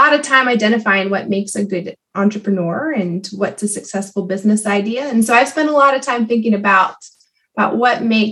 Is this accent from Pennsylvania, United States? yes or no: yes; Southeast Pennsylvania, United States; I grew up in Southeast Pennsylvania